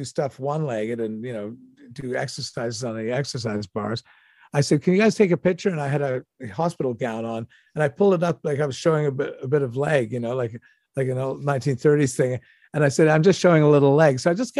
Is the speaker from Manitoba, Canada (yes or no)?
no; Toronto, Ontario, Canada; I grew up in Toronto.